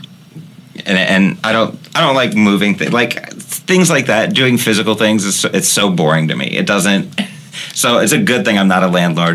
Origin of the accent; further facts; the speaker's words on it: Midwest, United States; We're from the Midwest